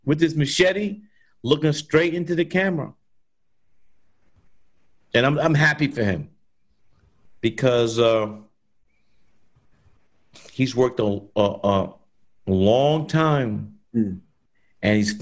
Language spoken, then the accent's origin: English; New York City, New York, United States; I grew up with my late brother and I in New York, Brooklyn